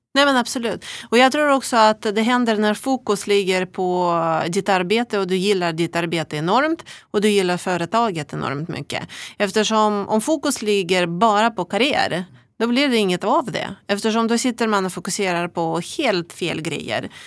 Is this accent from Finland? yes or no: no; Russia; accent: Russian accent; Swedish is a second language; moved away as an adult; also born or lived in Umeå, Sweden; now in Sweden; ni hör ju på min äh, vackra brytning att jag kommer från Ryssland